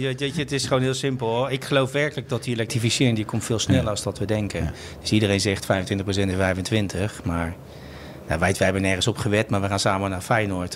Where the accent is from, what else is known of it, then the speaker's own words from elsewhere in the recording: Rotterdam, South Holland, Netherlands; also born or lived in Amsterdam; ik ben een vooral Rotterdammer. Dat zit een beetje in je bloed.